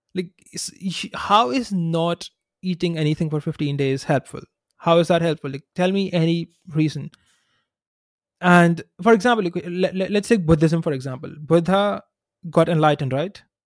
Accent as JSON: {"language": "English", "country": "India", "tie": "born or raised there", "said": "growing up in India"}